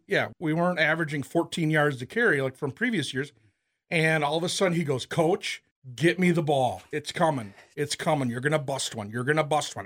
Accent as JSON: {"language": "English", "town": "Owatonna", "region": "Minnesota", "country": "United States", "said": "I'm from Wautana"}